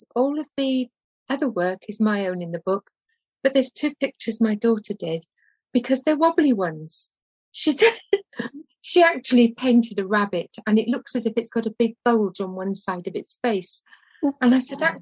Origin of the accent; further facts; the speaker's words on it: Cardiff, Wales, United Kingdom; my hometown in Cardiff